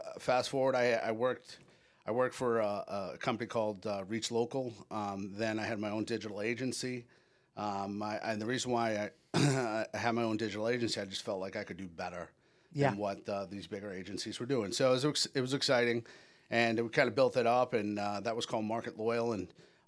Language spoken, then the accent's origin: English; New England, United States; now in Orlando, United States; I've been in Orlando for the better part of 20 years. So I'll kind of start there. I grew up in New England, and moved down here with that mutual friend that we know.